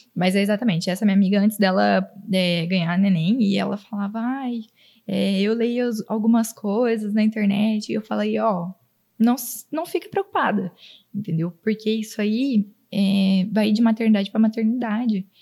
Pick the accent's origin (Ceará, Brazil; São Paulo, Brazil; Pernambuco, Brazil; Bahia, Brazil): São Paulo, Brazil; Auriflama; now in Araçatuba, Brazil; Eu vim de uma cidade super pequena. Tem, hoje em dia deve ter 17 mil habitantes